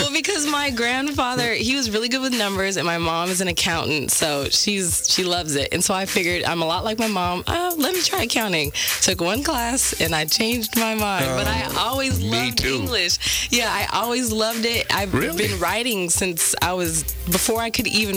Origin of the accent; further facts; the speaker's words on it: Stockton, California, United States; my hometown, Stockton